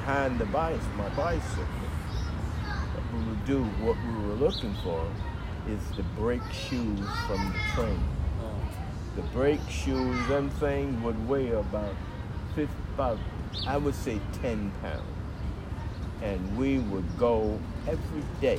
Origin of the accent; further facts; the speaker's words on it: Portsmouth, Virginia, United States; also born or lived in Waverly, Virginia / Deep Creek, Chesapeake, Virginia; I was born in Wavery, and I came to Portsmouth, and that's where I grew up at. When I was 6 years old, I came to Portsmouth.